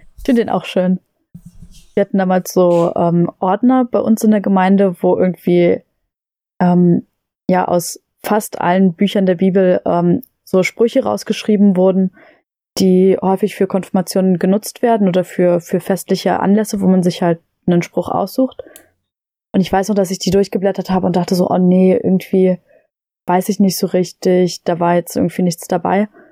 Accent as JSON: {"language": "German", "town": "Lobetal", "region": "Brandenburg", "country": "Germany", "said": "wir hatten bei uns in Lobetal äh, das Glück, dass wir eine äh, Waldbühne haben"}